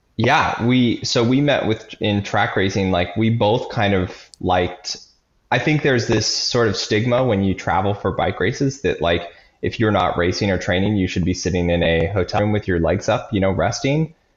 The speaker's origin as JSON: {"language": "English", "region": "Nebraska", "country": "United States", "tie": "born or raised there", "said": "I grew up in Nebraska"}